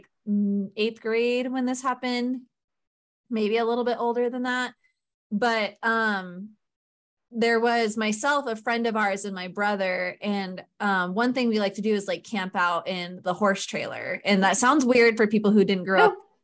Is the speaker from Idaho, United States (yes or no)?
yes; Idaho, United States; I grew up in Idaho